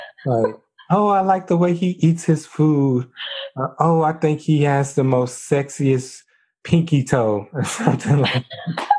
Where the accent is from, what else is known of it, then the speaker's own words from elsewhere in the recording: Texas, United States; I'm from Texas.